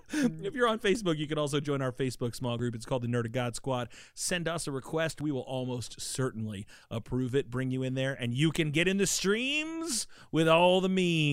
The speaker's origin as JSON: {"language": "English", "region": "England", "country": "United Kingdom", "said": "I'm from England."}